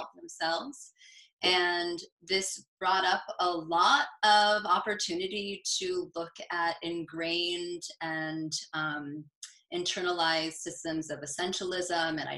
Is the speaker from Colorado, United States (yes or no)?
no; Southern and Northern California, United States; also born or lived in upstate New York; now in New York, United States; I am from the West Coast, mostly grown by Southern and Northern California